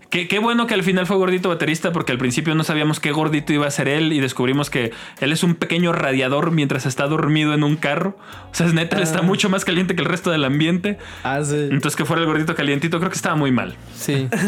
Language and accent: Spanish; Mexico; como buenos mexicanos no, nos poníamos de acuerdo sobre qué era salir.